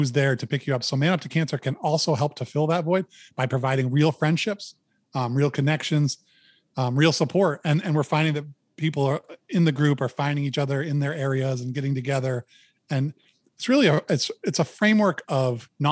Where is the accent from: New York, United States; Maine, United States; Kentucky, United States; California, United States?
Maine, United States; I'm a guy from Maine